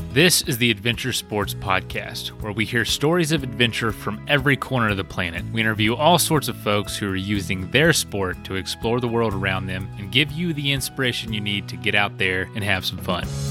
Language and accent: English; Florida, United States; we're from Florida, but, like, a very southern area